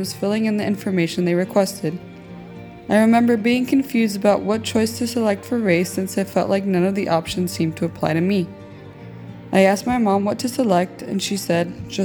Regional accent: El Salvador; now in United States; I was born in El Salvador to an American father and a Salvadoran mother.

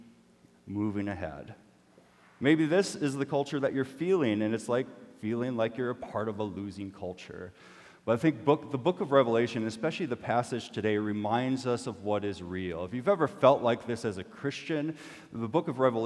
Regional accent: Minnesota, United States; I'm Minnesotan

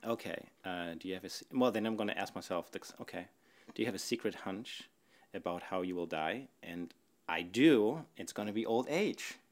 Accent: Northern Germany, Germany; moved away; I grew up in Germany, northern Germany, in a little town.

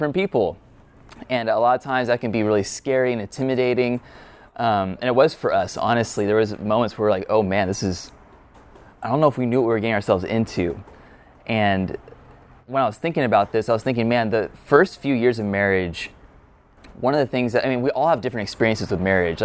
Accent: California, United States; I'm a Californian native.

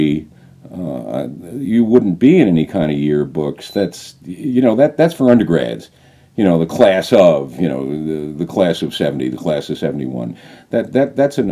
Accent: East Coast, United States; moved away as an adult; now in New Mexico, United States; I asked to be put back on the East Coast, you know, home, family, friends

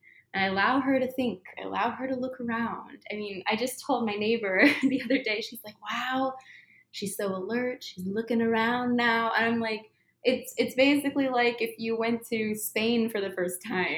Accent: Midwest, United States; I'm from the Midwest

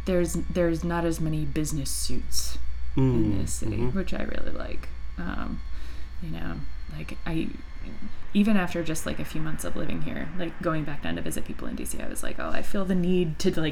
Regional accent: western New York State, United States; moved away as an adult; now in Baltimore, United States; I'm from a very, very tiny town in western New York State

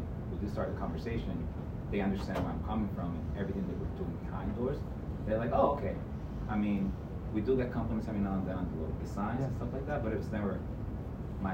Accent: Puerto Rico; moved away as an adult; now in United States; I grew up in Puerto Rico, worked as a farmer, learned everything there.

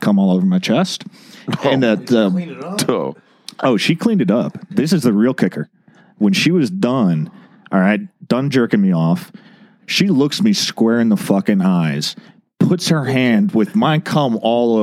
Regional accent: the South, United States; I was born and raised in the South

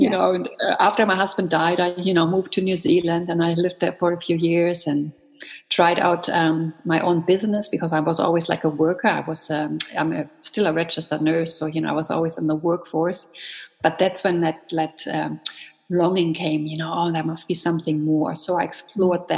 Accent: Germany; moved away as an adult; now in Canada; I grew up in Germany.

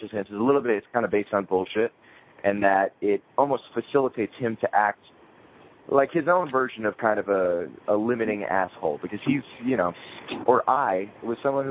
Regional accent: New Jersey, United States; also born or lived in Queens, New York; when I was 8 years old, my family moved to New Jersey

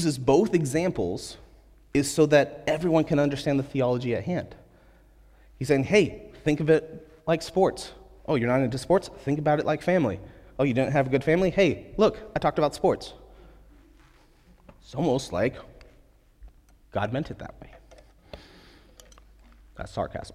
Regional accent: United States; as American believers

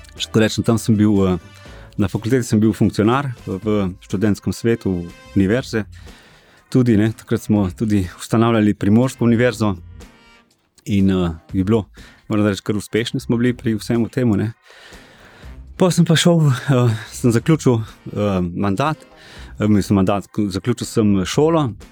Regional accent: Ilirska Bistrica, Slovenia; sem drugače iz Dilerske bistrice

